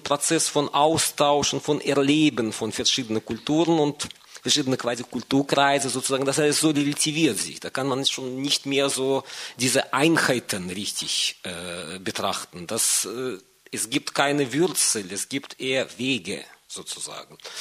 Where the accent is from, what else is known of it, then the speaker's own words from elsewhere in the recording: Moscow, Russia; moved away; ich bin ursprünglich aus Moskau